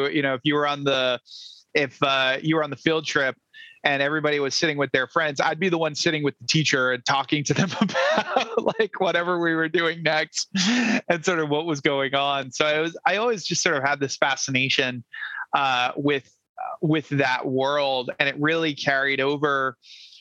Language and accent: English; Rhode Island, United States; moved away; I'm originally from Rhode Island